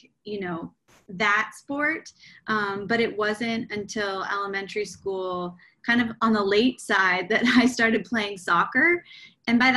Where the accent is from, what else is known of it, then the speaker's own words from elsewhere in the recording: Portland, Oregon, United States; moved away as an adult; also born or lived in New York City; I grew up in Portland, Oregon